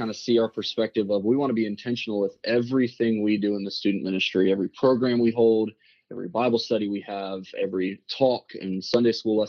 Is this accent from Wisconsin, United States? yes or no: no; Rock Hill, South Carolina, United States; also born or lived in Charlotte, North Carolina; now in San Antonio, United States; I was born in Charlotte, North Carolina, and then a few years after that, we moved to Rock Hill, South Carolina.